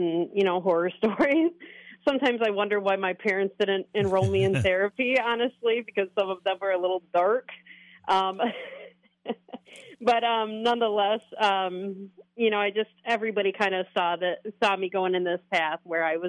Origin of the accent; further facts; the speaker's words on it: Bay City, Michigan, United States; also born or lived in Florida; I was born and raised in Bay City